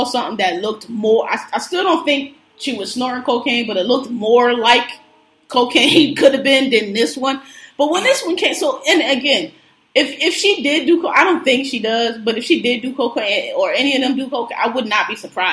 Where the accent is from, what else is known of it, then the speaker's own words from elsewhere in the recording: Philadelphia, Pennsylvania, United States; I'm from Philadelphia, so dreads automatically, to me, evoke visions of move